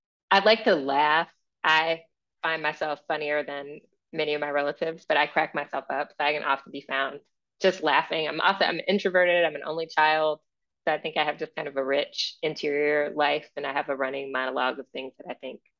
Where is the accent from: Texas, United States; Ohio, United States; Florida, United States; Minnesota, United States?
Ohio, United States; Akron; I grew up in Akron